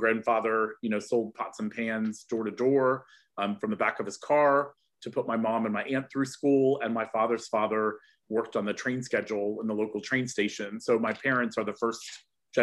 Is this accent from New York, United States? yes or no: no; Cincinnati, Ohio, United States; moved away as an adult; now in United Kingdom; I was born in Cincinnati, Ohio. I'm originally American. I'm now also British